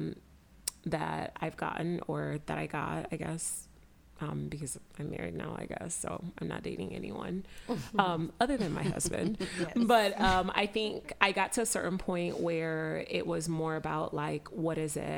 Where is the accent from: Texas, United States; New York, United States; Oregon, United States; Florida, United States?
Florida, United States; Miami; moved away as an adult; I grew up in Miami